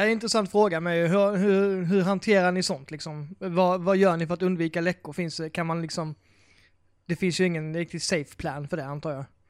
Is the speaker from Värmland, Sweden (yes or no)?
no; Blekinge, Sweden; now in Skåne, Sweden; Jag är faktiskt från Blekinge